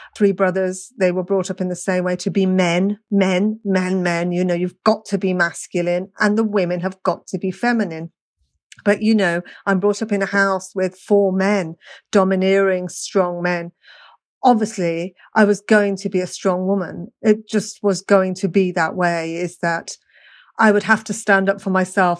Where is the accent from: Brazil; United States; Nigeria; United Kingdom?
United Kingdom; Birmingham, West Midlands; I was brought up in Birmingham